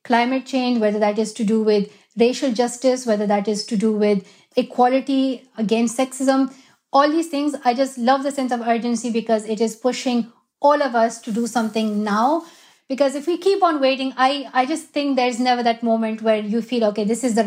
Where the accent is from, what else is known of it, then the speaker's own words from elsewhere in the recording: Swat Valley, Khyber Pakhtunkhwa, Pakistan; moved away; That is my home country. And I love where I'm from. Swat Valley